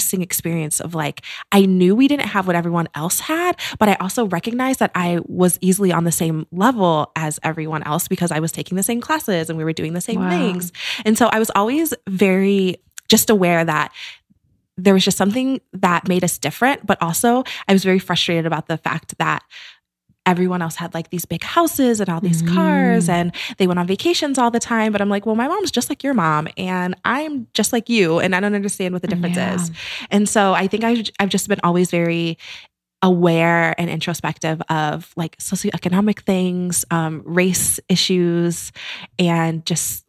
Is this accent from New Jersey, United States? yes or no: no; Green, Ohio, United States; moved away; I grew up in Akron. I grew up in Green, Ohio, which is like a suburb of Akron